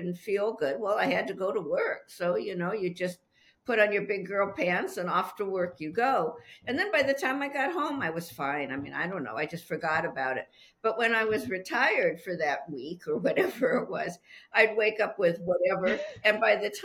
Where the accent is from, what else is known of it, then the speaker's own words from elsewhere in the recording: Los Angeles, California, United States; moved away as an adult; now in Petaluma, United States; I'm originally from Los Angeles